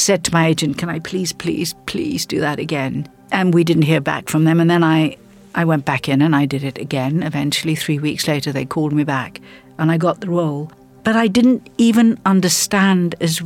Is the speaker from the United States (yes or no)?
no; South Africa; moved away; I grew up in South Africa before television arrived